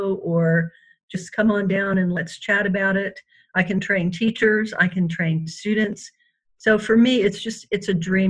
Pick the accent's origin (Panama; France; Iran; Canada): Panama; And I was raised in Panama, so you weren't going to be staying there more than likely.